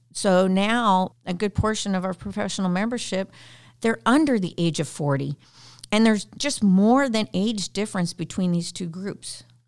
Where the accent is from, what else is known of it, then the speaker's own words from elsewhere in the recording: Canada; I'm Canadian